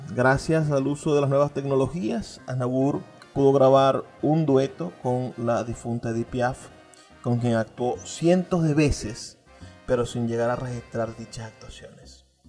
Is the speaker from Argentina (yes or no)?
no; Venezuela; como venezolanos